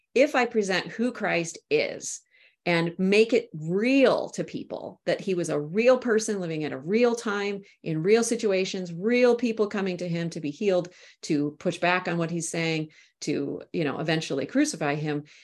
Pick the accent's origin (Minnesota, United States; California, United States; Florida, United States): Minnesota, United States; also born or lived in St Andrews, Scotland; I'm from Minnesota. That's where I'm, uh, broadcasting from here today.